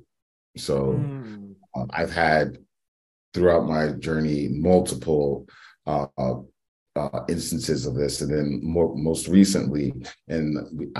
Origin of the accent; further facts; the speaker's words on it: New York City, New York, United States; I'm originally from the Bronx, New York, from the South Bronx